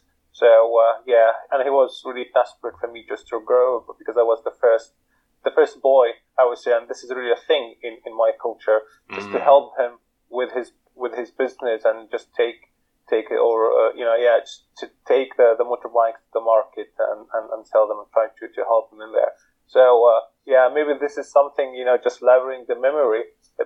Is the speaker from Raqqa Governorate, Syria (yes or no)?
no; Manbij, Aleppo Governorate, Syria; moved away as an adult; now in London, United Kingdom; I am a refugee from Syria, from Aleppo, the countryside of Aleppo. I live in London, UK at the moment as a refugee. I left Syria back in 2015